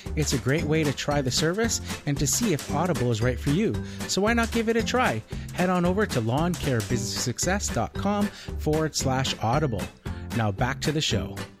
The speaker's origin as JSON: {"language": "English", "country": "Canada", "said": "I'm not an American citizen. I don't live in the United States. I'm Canadian"}